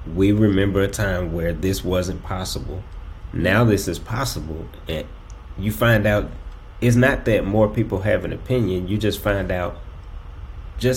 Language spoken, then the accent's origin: English; Jackson, Mississippi, United States; growing up in Jackson